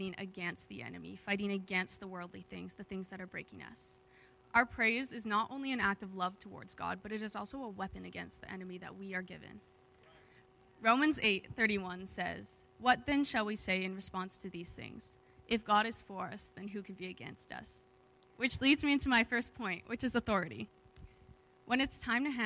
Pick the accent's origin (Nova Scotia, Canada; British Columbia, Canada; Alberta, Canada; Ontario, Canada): Alberta, Canada; moved away as an adult; now in Kamloops, Canada; I'm from Alberta, and most of my family's in Alberta right now